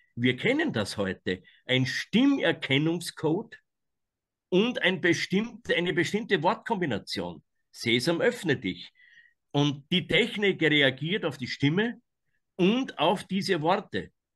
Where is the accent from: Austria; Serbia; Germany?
Austria; aus meiner Heimat, dem Nordwald. Das ist ganz oben in Österreich